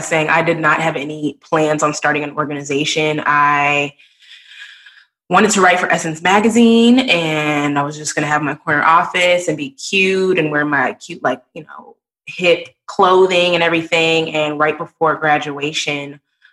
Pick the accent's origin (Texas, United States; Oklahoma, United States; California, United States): Texas, United States; moved away as an adult; also born or lived in New Orleans; they saw that I was from Texas